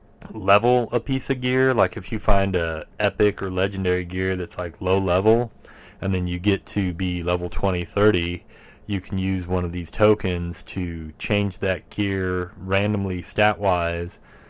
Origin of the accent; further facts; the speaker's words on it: Worcester, United States; the town I grew up in Worcester, which is a town no one should know where it is. It's where my mom still lives. There's, like... it's like 2,000, 3,000 people that live there